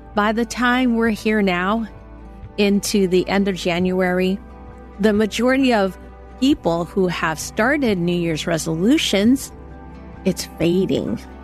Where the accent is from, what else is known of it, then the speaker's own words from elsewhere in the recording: San Francisco, California, United States; moved away; I went back to Chinatown in San Francisco, and that was where I was born